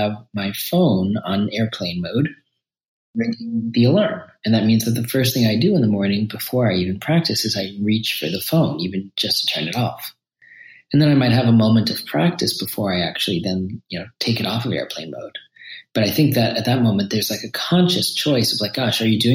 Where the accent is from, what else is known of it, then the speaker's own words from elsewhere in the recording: New York City, New York, United States; I was raised in New York City as a Shambhala Buddhist